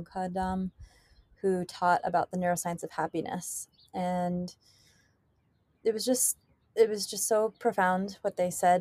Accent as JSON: {"language": "English", "town": "Miami", "region": "Florida", "country": "United States", "tie": "born or raised there", "moved": "yes", "lives_now": "Hawaii, United States", "said": "when I was little, I grew up in Miami"}